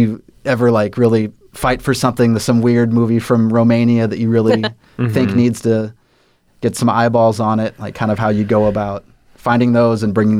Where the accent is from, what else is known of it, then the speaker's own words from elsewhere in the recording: Texas, United States; moved away; I'm from Texas